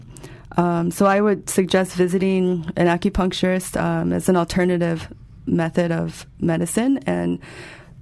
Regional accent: Chicago, Illinois, United States; I grew up in Chicago

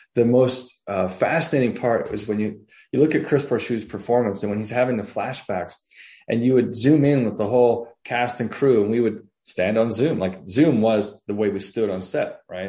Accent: Canada; moved away; I'm actually from Canada originally

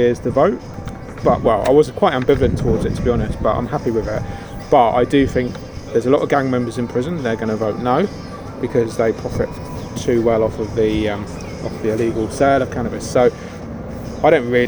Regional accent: United Kingdom; moved away as an adult; now in New Zealand; I'm an immigrant from Britain.

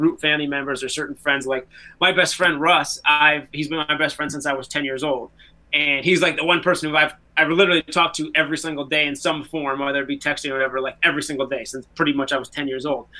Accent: United States; as an American

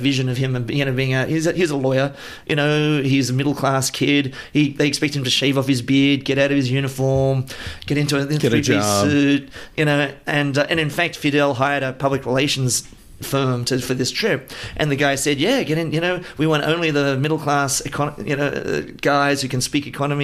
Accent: Australia; growing up in Australia

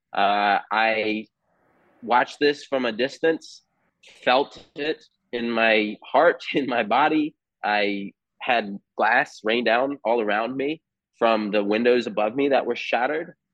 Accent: United States; as an American here

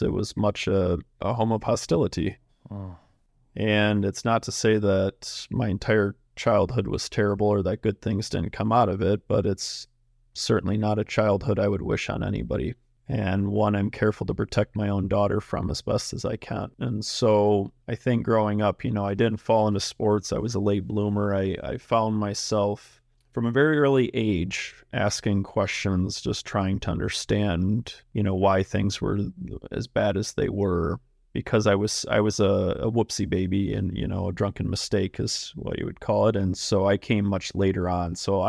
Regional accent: Michigan, United States; I grew up just outside of Detroit.

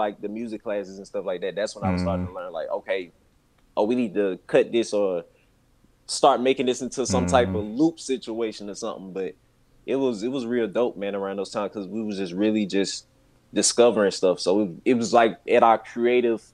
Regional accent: Birmingham, Alabama, United States; I'm from Birmingham, Alabama

